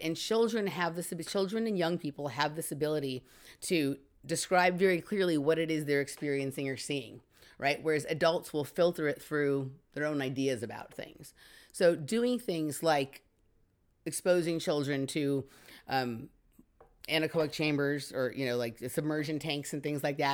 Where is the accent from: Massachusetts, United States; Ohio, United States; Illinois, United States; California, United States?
California, United States; Los Angeles; I grew up in Chatsworth, which is right here in Los Angeles